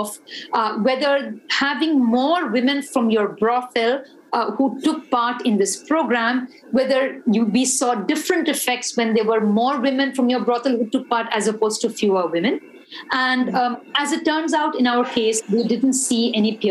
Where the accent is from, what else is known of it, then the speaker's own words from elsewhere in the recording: India; it kind of made me feel proud as an Indian